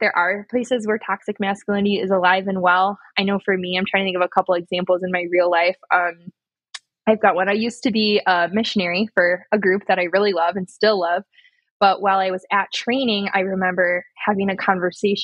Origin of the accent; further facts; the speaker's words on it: United States; moved away; also born or lived in Louisiana; I grew up in Hippieville. I moved to Louisiana.